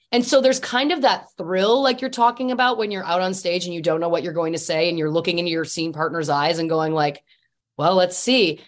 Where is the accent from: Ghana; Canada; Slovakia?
Canada; I'm Canadian. Typically, we're humble people